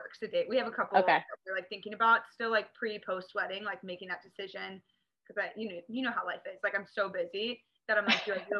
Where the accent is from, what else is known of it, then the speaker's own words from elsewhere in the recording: Northern Maryland, United States; now in Newport Beach, United States; So I grew up in Maryland, like Northern Maryland